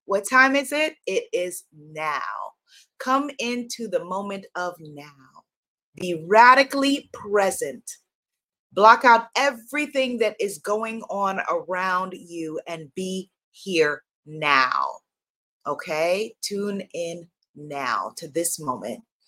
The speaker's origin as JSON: {"language": "English", "region": "New York", "country": "United States", "accent": "New York", "said": "my New York accent"}